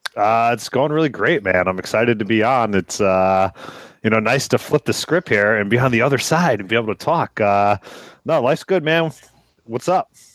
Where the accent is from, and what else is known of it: United States